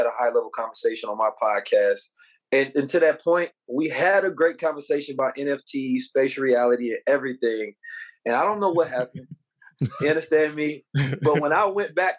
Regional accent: Oakland, California, United States; I grew up in Oakland, California, under a very like militant Black Muslim paradigm

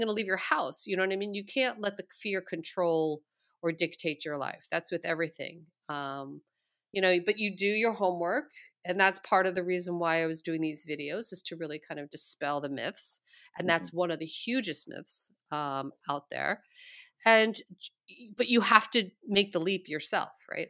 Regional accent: Long Island, New York, United States; moved away; I was born in New York City. I was mm-hmm. raised mm. on Long Island, about an hour away from the city. I, you know, my whole childhood upbringing was pretty much in New York.

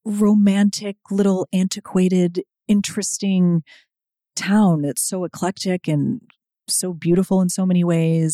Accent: Chicago, Illinois, United States; now in Los Angeles, United States; besides Chicago, my hometown

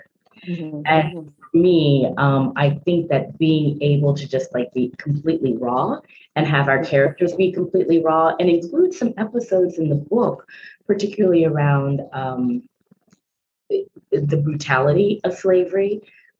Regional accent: New Orleans, Louisiana, United States; I'm a native Louisianian. I was born and raised in New Orleans.

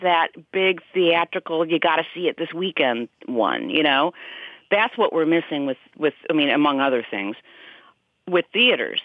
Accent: Des Moines, Iowa, United States; we're both from Des Moines. Cloris was from Des Moines, as am I.

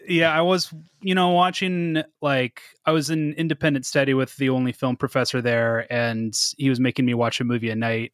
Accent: Seattle, Washington, United States; moved away as an adult; also born or lived in Salem, Oregon / Spokane, Washington; now in Portland, United States; I moved up to the suburbs of Seattle when I was a kid

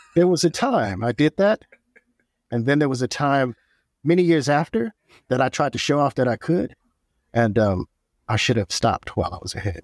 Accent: Oakland, California, United States; I'm from Oakland, California

